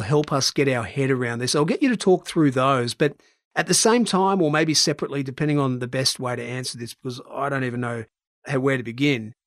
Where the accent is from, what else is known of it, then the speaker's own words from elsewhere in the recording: Brisbane, Queensland, Australia; In my hometown of Brisbane